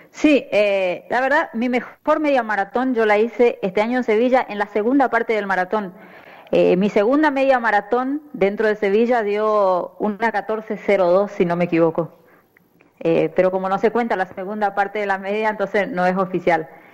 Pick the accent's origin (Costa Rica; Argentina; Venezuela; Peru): Argentina; Tres Isletas, Chaco; moved away as an adult; now in Brazil; yo salí del interior, del interior, yo soy de Tres Hiletas Chaco